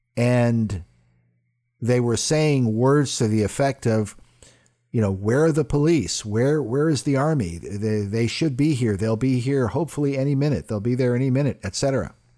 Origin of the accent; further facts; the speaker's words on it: United States; as an American man and as a Christian man